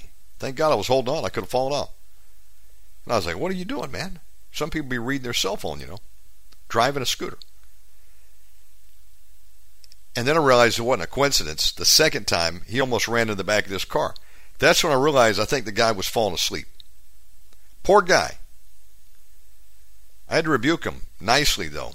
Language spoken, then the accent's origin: English; United States; moved away as an adult; now in Bali, Indonesia; I tell them America